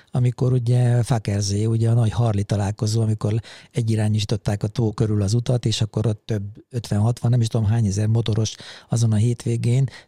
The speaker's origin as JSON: {"language": "Hungarian", "town": "Mátészalka", "region": "Szabolcs-Szatmár-Bereg", "country": "Hungary", "tie": "born or raised there", "moved": "yes", "lives_now": "Budapest, Hungary", "said": "Igazából én vidéki srácként nőttem föl, és ugye egészen 92-ig, tehát addig az az időpont, amikor fölkerültem Budapestre, addig szabolcs már Bereg megyéből ugye származom, és azon belül is Máté Szalkáról"}